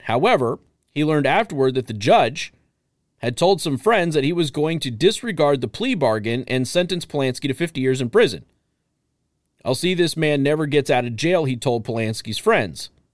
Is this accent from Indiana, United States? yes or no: no; Las Vegas, Nevada, United States; I'm from Vegas. I grew up with drag queens